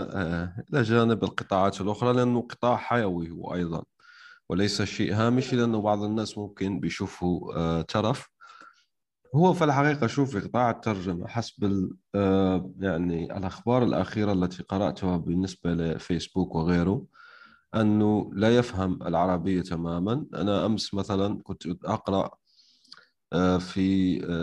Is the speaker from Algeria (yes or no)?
yes; Algeria